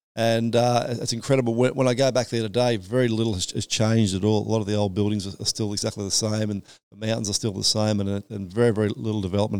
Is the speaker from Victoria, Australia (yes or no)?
yes; Yarra Valley, Victoria, Australia; also born or lived in Burwood; I was born in Burwood, and I guess when I was about 3 years of age, we moved to the Yarra Valley.